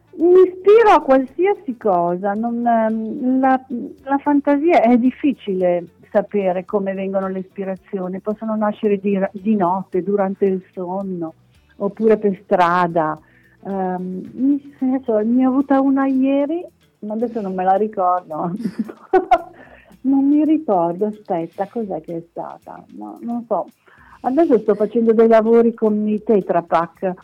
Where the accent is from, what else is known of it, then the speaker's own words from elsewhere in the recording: Milan, Lombardy, Italy; also born or lived in Villasor, Sardinia; sono nata in Sardegna, ma ho sempre vissuto a Milano